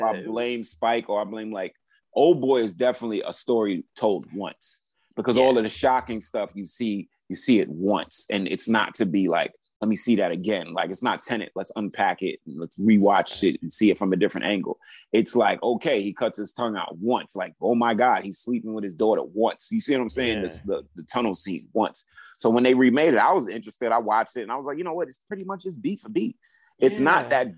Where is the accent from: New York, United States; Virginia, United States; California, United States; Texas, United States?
New York, United States; New York City; I grew up in New York City, Brooklyn